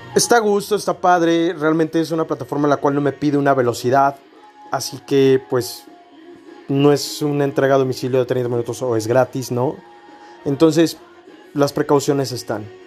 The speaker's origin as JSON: {"language": "Spanish", "country": "Mexico", "said": "somos mexicanos"}